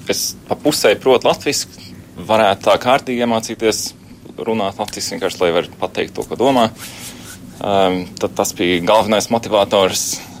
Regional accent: Latvia; Es visu savu dzīvi jau sev uzskatu par latvieti.

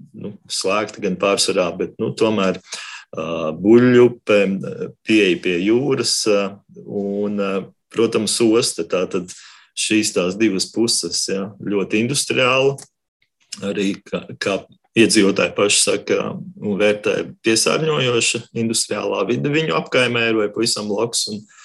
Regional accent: Riga, Latvia; Es esmu uzaugusi Ilģuciemā, Ilģuciemā un Dzirciemā uz robežas

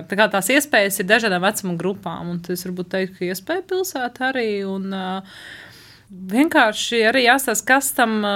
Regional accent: Riga, Latvia; now in Līvāni, Latvia; Es mm, pati esmu no Rīgas, kur vienmēr bija ziniet, teātris un koncerti un tā.

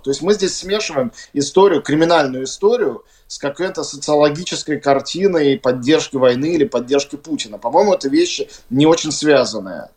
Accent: Russia; moved away as an adult; now in Latvia; Я вот как россиянин

